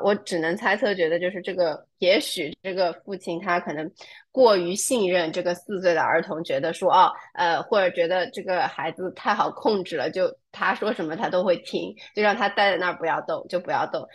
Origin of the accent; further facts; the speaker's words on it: near Ningbo, Zhejiang, China; moved away; also born or lived in New York, United States; 在宁波这个地方，我的家乡附近